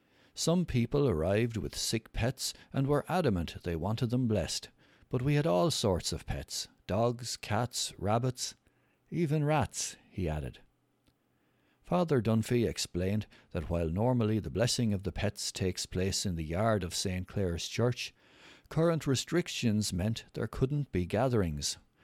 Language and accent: English; Romania; moved away; I was never into gardening or growing vegetables when I was growing up in Romania, and I was always giving out to my parents for dragging us around gardening places.